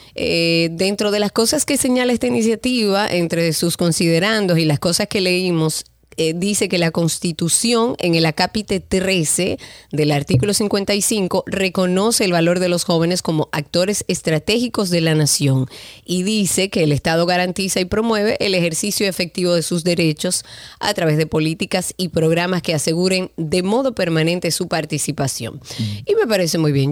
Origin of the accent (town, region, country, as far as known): Dominican Republic